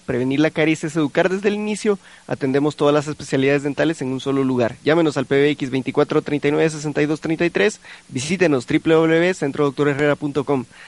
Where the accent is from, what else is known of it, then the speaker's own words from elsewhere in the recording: Guatemala; nosotros eh, como guatemaltecos